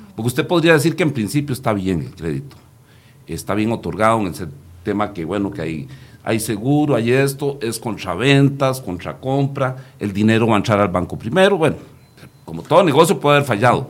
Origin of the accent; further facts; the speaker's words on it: Costa Rica; yo aquí ya hablo como costarricense